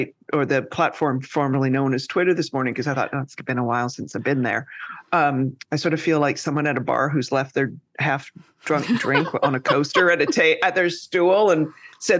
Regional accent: Canada; now in New York, United States; I'm Canadian and I live in New York

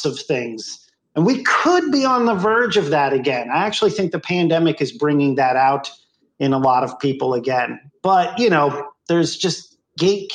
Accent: Bethlehem, Pennsylvania, United States; moved away; I'm from Bethlehem, Pennsylvania

